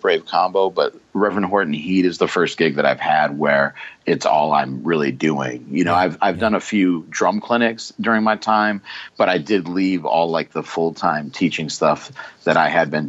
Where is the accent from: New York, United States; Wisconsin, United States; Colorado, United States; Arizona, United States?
Wisconsin, United States; Racine; where I grew up in Racine, Wisconsin